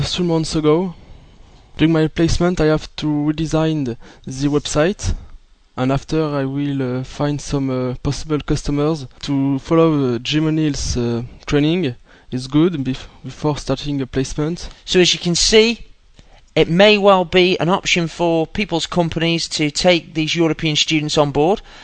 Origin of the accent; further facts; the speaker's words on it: Belfort, Bourgogne-Franche-Comté, France; English is a second language; moved away as an adult; now in United Kingdom; I'm come from France, in Northeast, a town called Belfort near the Switzerland